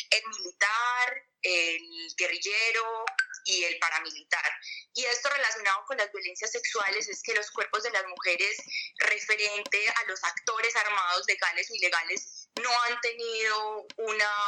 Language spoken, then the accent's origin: Spanish; El Bagre, Antioquia, Colombia; yo particularmente soy del Bajo Cauca, del Bagre, eh, de un, gran parte de mi familia desplazada del Bajo Cauca.